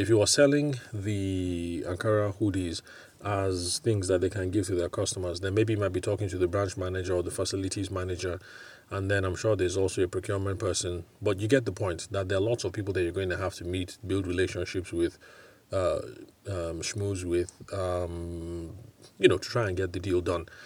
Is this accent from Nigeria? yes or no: yes; Nigeria; also born or lived in United Kingdom; I can speak of Nigeria because I'm here. I'm Nigerian